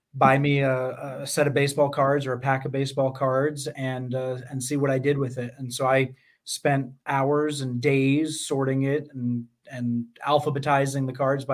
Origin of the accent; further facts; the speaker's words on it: Poughkeepsie, New York, United States; I'm 13 years old, growing up in Poughkeepsie, New York